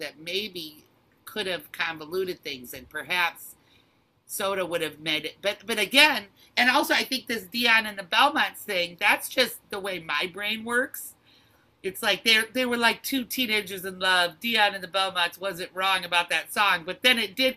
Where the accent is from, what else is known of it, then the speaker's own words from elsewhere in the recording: Detroit, Michigan, United States; moved away as an adult; now in Los Angeles, United States; I'm from Detroit, and I was raised in Detroit proper, and I am such a city girl for that reason